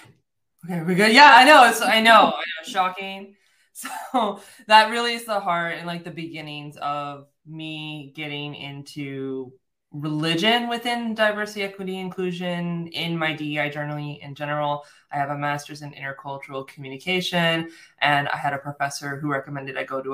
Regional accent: United States; I'm American, I'm born and raised in the United States

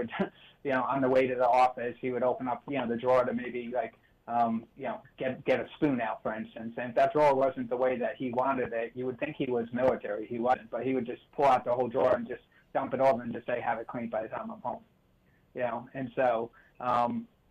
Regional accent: United States; I grew up right outside New York City

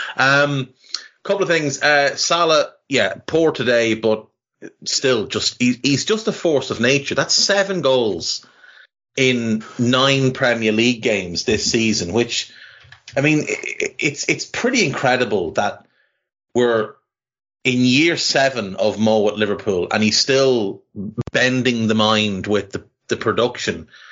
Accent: Navan, County Meath, Ireland; I grew up in Ireland in the 80s and 90s

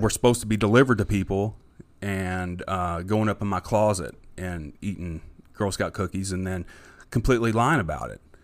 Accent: Jeffersonville, Indiana, United States; also born or lived in Louisville, Kentucky; I grew up in Jeff

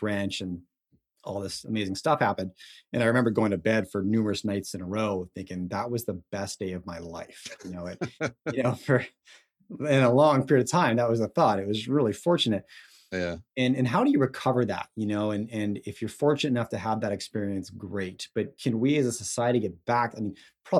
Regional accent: Vancouver, British Columbia, Canada; also born or lived in Gold Bridge, British Columbia; I grew up in Vancouver, big city, when I was 18. For a reason unbeknownst to me at the time, I left the city and moved to a town called Goldbridge

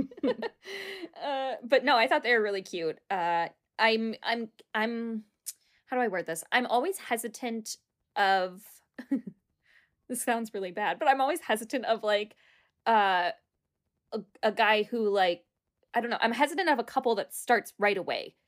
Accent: United States; we're American

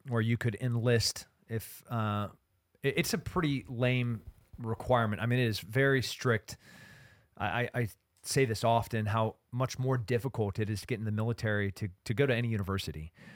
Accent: Central Coast, California, United States; growing up in California, being a Central Coast kid

